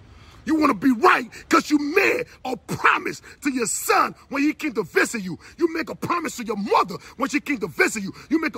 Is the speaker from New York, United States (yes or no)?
no; New Jersey, United States; I ain't want no problem, man. I'm from Jersey, man, I know.